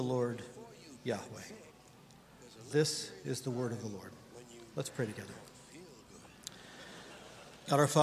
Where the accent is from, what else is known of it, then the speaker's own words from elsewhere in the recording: Indiana, United States; We're from Indiana, but my parents live in Kentucky